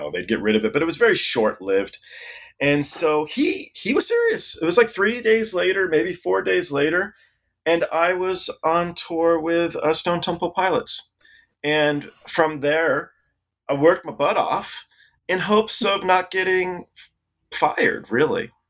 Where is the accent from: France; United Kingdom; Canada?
United Kingdom; England; born there; And my dad was English as well. I was born in England.